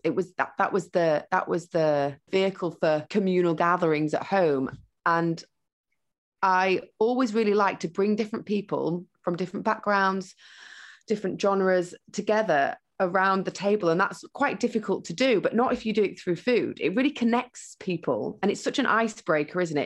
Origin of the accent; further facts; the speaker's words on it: Huddersfield, Yorkshire and the Humber, United Kingdom; now in London, United Kingdom; I grew up in Huddersfield with my mum, my stepdad, and my step siblings and my sister.